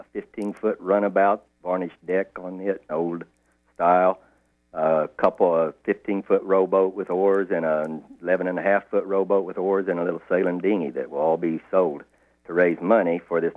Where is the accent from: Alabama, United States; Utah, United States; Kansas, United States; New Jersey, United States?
Kansas, United States; now in Vinalhaven, United States; I'm from Kansas.